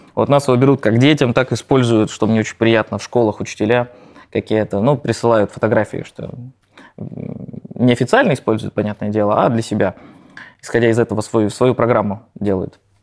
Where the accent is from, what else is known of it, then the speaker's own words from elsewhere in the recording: Nizhny Novgorod, Nizhny Novgorod Oblast, Russia; И я родом из Нижнего Новгорода